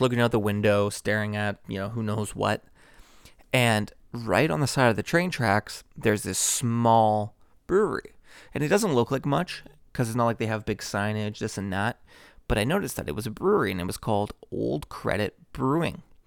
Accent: Toronto, Ontario, Canada; Toronto, Ontario, Canada. So, pretty much my hometown

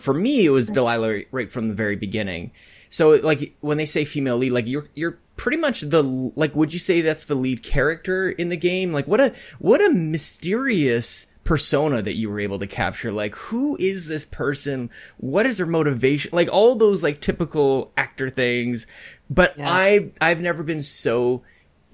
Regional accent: Canada; I'm Canadian

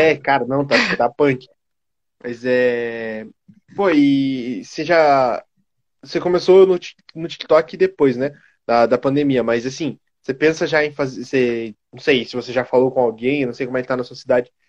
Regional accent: Fortaleza, Ceará, Brazil; Sou de Ceará. Fortaleza, Ceará.

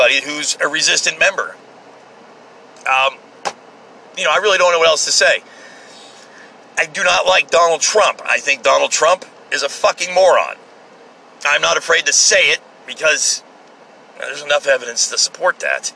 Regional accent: United States; I'm just a blue-collar, hard-working American

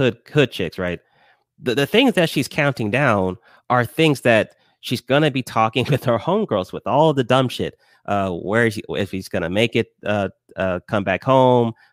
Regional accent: Lawrenceville, Georgia, United States; also born or lived in Decatur, Georgia; Yeah, I'm from Georgia, raised in Georgia. I was in Decatur for like a few years, and then I moved to Lawrenceville.

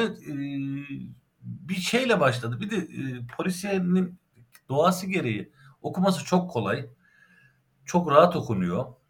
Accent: Ankara, Turkey; also born or lived in Erzincan (ancestral); Cebeci Asri mezarlığının yanında büyüdüm.

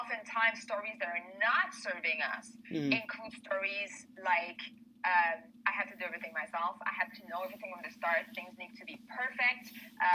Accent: Canada; now in Spain; I'm Canadian. I'm French-Canadian.

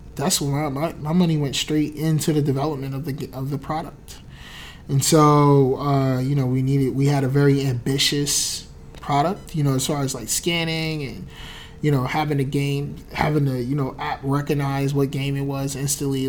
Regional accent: New Jersey, United States; I was from Jersey

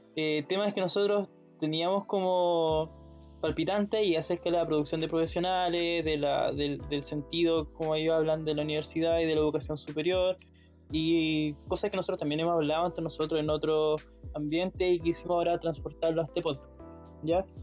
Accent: Molina, Maule, Chile; yo soy de Molina

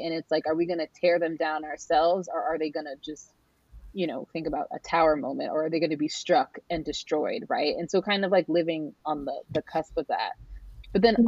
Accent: San Diego County, California, United States; also born or lived in Norfolk, Virginia; now in Northern Virginia, United States; I was raised in the land of the Kumeyaay, um, which is now what we refer to as uh, San Diego County

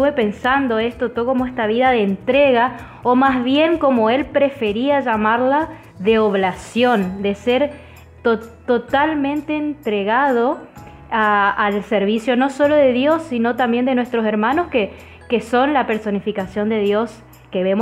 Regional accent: Argentina; fíjate que él era un francés y nosotros somos argentinos y también nuestros hermanos

